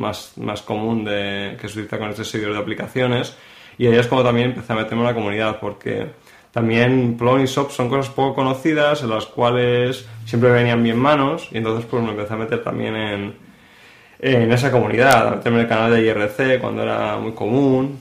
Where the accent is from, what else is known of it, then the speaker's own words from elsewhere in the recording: Madrid, Community of Madrid, Spain; moved away as an adult; now in Barcelona, Spain; yo nací en Madrid, y estudié allí, en Madrid